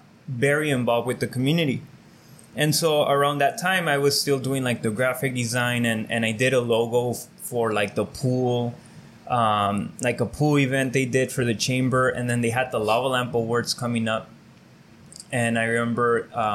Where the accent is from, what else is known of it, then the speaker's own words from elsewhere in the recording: Calexico, California, United States; I grew up here in Calexico